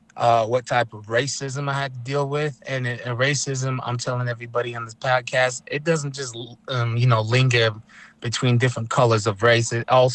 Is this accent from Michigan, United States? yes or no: yes; Escanaba, Michigan, United States; I am Ojibwe Potawatomi from right here in Michigan. I'm from the Hanaville Potawatomi tribe. I hail from Escanaba is what I claim.